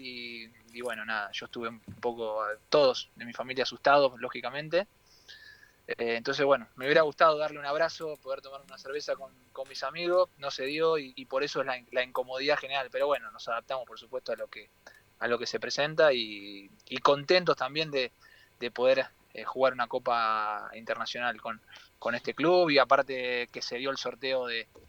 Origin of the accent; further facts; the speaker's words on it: Argentina; moved away; es especial para mí volver a Argentina